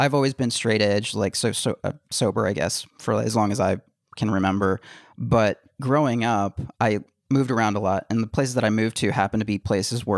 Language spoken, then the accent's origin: English; Texas-Mexico border, United States; I grew up on the Texas-Mexico border where like, you know, a lot of drugs go through every day